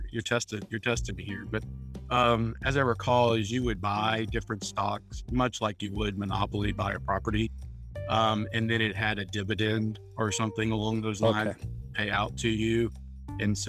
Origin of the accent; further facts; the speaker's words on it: New Orleans, Louisiana, United States; moved away as an adult; now in Vestavia Hills, United States; I'm originally from the New Orleans area. I was born and raised there.